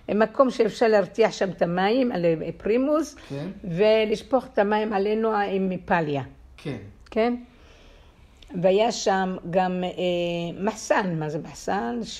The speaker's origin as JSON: {"language": "Hebrew", "town": "Kfar Nahman", "region": "Central District", "country": "Israel", "tie": "born or raised there", "said": "אה, רעננה, רעננה, הרצליה, כפר סבא, אזור המרכז."}